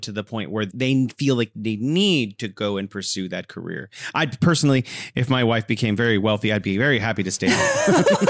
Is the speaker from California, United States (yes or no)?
yes; California, United States; now in Wuhan, China; I'm originally from California, and now I'm living in beautiful Wuhan, China.